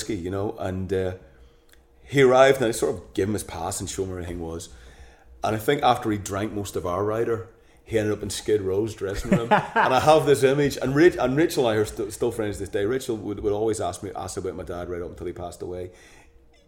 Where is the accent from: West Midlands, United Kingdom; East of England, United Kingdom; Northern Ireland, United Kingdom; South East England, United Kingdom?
Northern Ireland, United Kingdom; we're both from Northern Ireland